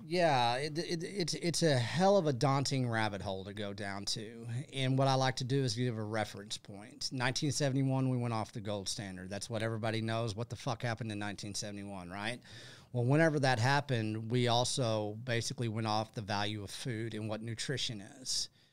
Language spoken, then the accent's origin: English; Texas, United States; I'm from Texas